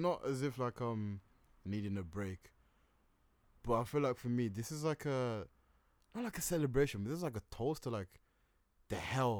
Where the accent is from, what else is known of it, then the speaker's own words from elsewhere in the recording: England, United Kingdom; Yeah, I'm from Britain, mate. I'm from England, mate.